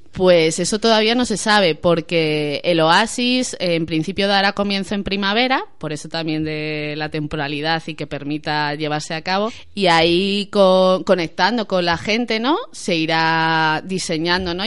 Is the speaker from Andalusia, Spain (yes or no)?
no; Madrid, Community of Madrid, Spain; yo soy de Tetuán